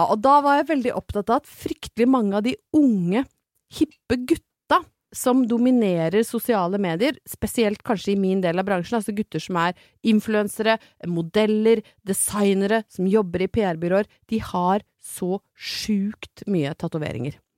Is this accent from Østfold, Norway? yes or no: no; Brøttum, Innlandet, Norway; jeg er fra Brøttum